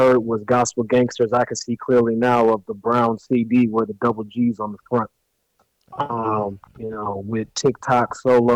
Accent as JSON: {"language": "English", "town": "Akron", "region": "Ohio", "country": "United States", "said": "I come from Akron, Ohio, Acktown"}